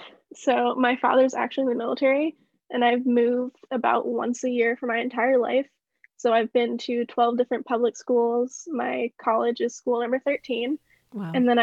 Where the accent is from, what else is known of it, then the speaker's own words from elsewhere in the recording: Washington, United States; born there; I have to say Washington. That's where I go to college. That's where I was born.